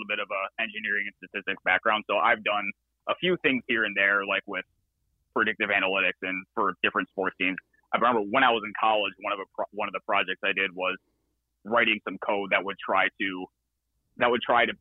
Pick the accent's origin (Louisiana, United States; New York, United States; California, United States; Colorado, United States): New York, United States; I'm from New York